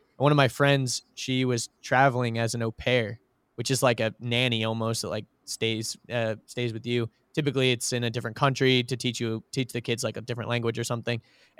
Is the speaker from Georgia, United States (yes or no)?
yes; Georgia, United States; I grew up in Georgia, by the way, like outside of Atlanta. Went to Norcross High School, for anyone who's listening knows what that is.